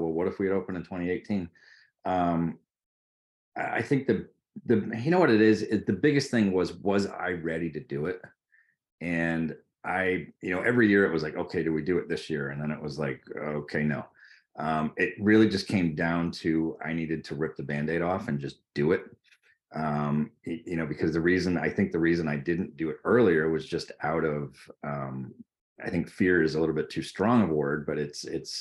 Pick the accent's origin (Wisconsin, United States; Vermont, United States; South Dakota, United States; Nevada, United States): Vermont, United States; growing up in Vermont, living in Vermont